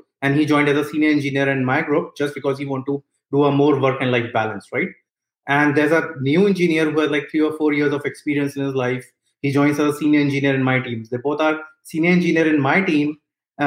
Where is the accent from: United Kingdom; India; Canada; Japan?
India; moved away as an adult; now in United States; I was born and brought up in India. After I finished my bachelor's, I moved to United States